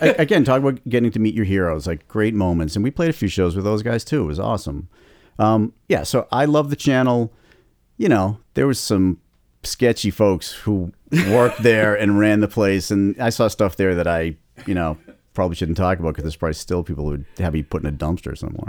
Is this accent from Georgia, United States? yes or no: no; Boston, Massachusetts, United States; my hometown